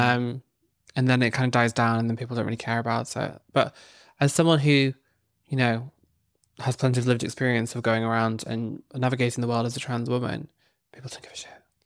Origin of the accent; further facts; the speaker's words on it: Northern Ireland, United Kingdom; I grew up in Northern Ireland